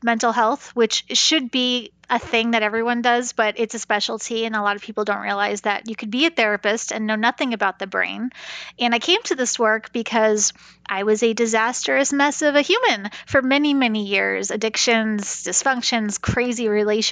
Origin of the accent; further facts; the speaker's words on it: New York, United States; now in Kansas, United States; I'm from New York originally